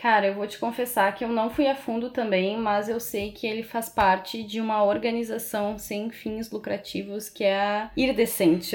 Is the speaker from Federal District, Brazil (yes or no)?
no; Rio Grande do Sul, Brazil; moved away as an adult; also born or lived in Porto Alegre; now in Florianópolis, Brazil; Eu sou do Rio Grande do Sul. Eu morei muitos anos em Porto Alegre e vim para Florianópolis